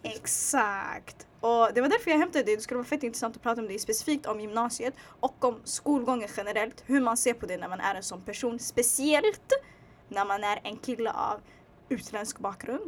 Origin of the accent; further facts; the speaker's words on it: Sweden; also born or lived in Bredäng; jag är född i Sverige